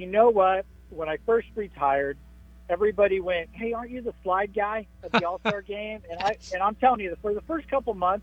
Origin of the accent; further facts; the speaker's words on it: San Diego, California, United States; I was born in San Diego, so I kind of feel like San Diego is home to me too